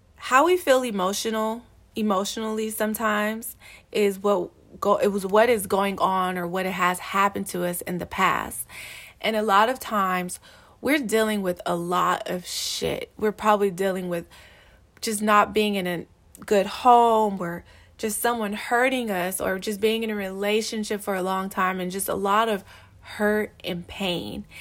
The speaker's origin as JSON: {"language": "English", "town": "Los Angeles", "region": "California", "country": "United States", "tie": "born or raised there", "said": "I grew up in South Central, I grew up, like, on a hundred and eighteenth and Avalon"}